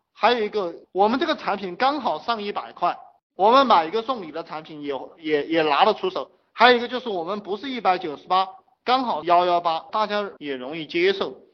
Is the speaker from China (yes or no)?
yes; China; 我们中国人很含蓄哈